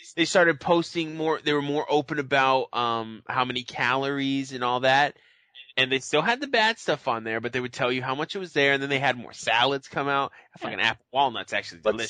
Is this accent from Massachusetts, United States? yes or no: yes; Boston, Massachusetts, United States; Because I'm from Boston.